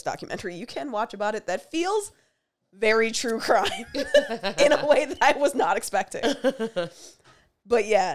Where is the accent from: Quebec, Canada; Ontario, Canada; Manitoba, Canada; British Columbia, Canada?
Ontario, Canada; Windsor; I grew up in Windsor